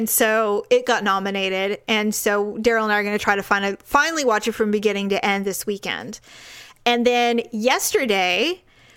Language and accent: English; Bay Area, California, United States; moved away; I'm from the Bay Area